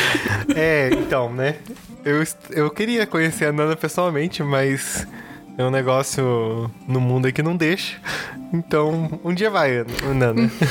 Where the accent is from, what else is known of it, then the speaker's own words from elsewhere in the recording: Curitiba, Paraná, Brazil; eu sou aqui de Curitiba